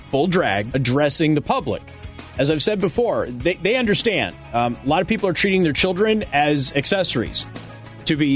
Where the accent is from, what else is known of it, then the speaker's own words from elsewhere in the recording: Las Vegas, Nevada, United States; I'm from Vegas. I grew up with a lot of drag queens, a lot of professional shows on the strip, do drag.